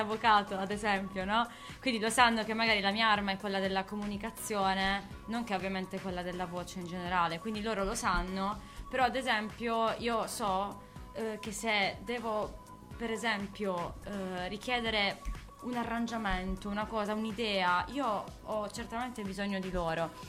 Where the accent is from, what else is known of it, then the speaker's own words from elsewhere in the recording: Bari, Apulia, Italy; accent: Barese; noi non, non cantiamo in dialetto barese